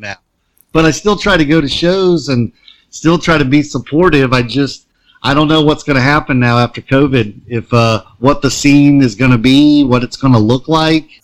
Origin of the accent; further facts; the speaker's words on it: Concord, North Carolina, United States; Like living in Concord and being a different kid was not cool.